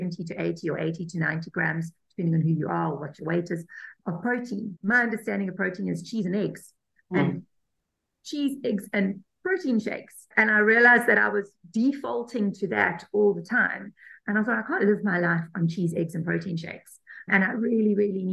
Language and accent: English; South Africa; I'm South African